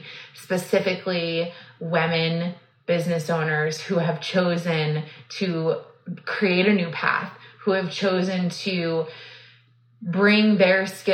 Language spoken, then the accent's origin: English; Texas, United States; I was born and raised in Texas